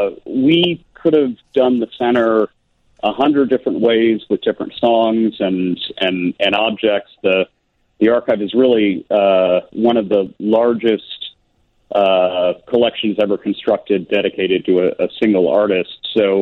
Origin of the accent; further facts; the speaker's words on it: Lindenhurst, Illinois, United States; now in Tulsa, United States; I'm originally from Chicagoland, Lindenhurst